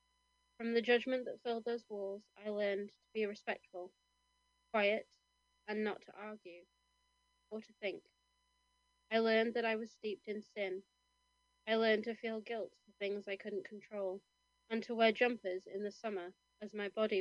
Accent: Kendal, North West England, United Kingdom; moved away; the pub that I used to work in, the Shakespeare, in my hometown of Kendal

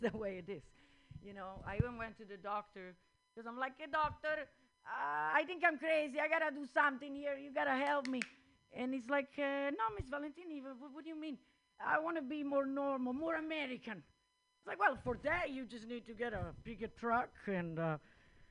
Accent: Italy; English is a second language; moved away; also born or lived in India; I'm from Italy

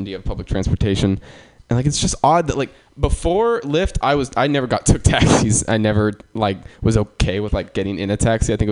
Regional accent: Sacramento, California, United States; I'm from Sacramento

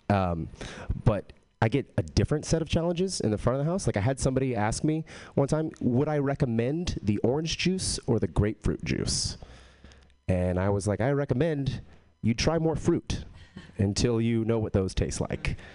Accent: Texas, United States; I am from Texas but I don't have a Texas accent.

